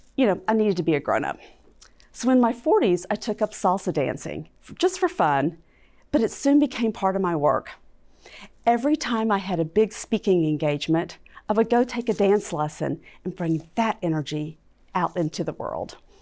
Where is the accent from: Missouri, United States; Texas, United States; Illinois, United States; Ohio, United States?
Texas, United States; Fort Worth; I was growing up in Fort Worth, Texas